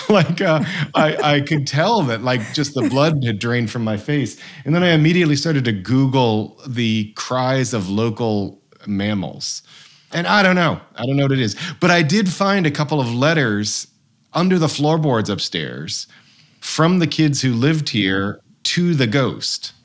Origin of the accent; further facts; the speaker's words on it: Massachusetts, United States; now in Vermont, United States; I loved growing up in Massachusetts.